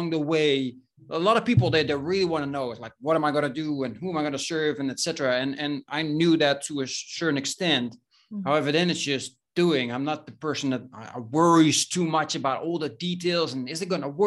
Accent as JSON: {"language": "English", "town": "Breda", "region": "North Brabant", "country": "Netherlands", "tie": "born or raised there", "moved": "as an adult", "lives_now": "Spain", "said": "I was born in Breda, which is a medium-sized city in the Netherlands, in the south, close to the Belgian border."}